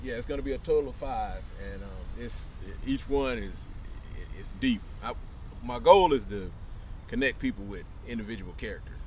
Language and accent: English; Los Angeles, California, United States; moved away as an adult; now in Atlanta, United States; I'm from Los Angeles. I grew up in L.A.